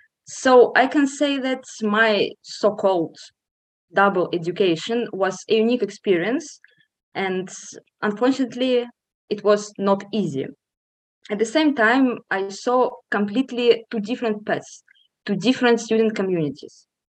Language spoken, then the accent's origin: English; Moscow, Russia; moved away as an adult; now in Poland; Despite the fact that I am Polish by nationality, I was born in Moscow and lived there most of my life. So I went there to school, made my first friends, and in general grew up.